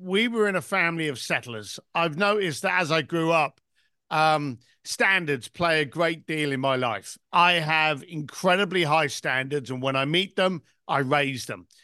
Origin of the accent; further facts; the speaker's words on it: London, United Kingdom; I was born in East London, son of a bricklaying family, and basically left school at the age of fifteen